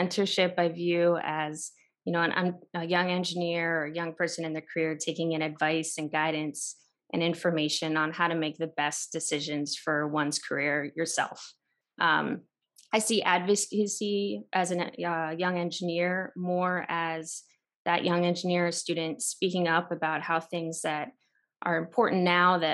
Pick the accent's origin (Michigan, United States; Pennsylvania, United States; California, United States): Pennsylvania, United States; the Poconos; moved away as an adult; also born or lived in Chicago / Denver; I grew up in the Poconos, kind of rural town